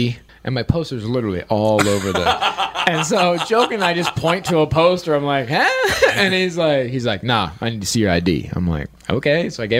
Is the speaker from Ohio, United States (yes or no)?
yes; Marion, Ohio, United States; born or raised there